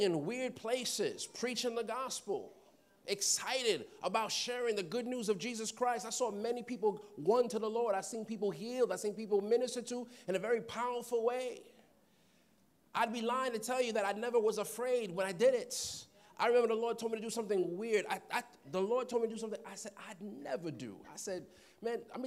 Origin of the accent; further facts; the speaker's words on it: New York City, New York, United States; I'm from Queens, so I would go on Jamaica Avenue